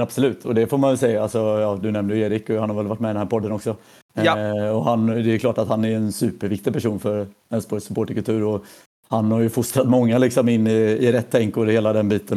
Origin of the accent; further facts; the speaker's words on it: Mölnlycke, Västra Götaland, Sweden; jag är född i, ja, i Mölnlycke, så utanför Göteborg